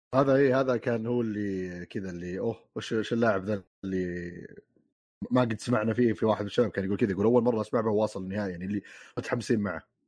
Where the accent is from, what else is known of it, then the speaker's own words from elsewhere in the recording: Saudi Arabia; عندنا في السعوديه